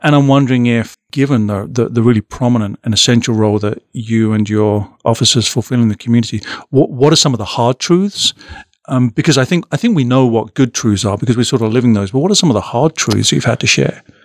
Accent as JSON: {"language": "English", "country": "United Kingdom", "moved": "yes", "lives_now": "Omaha, United States", "said": "my experience as a as a Brit"}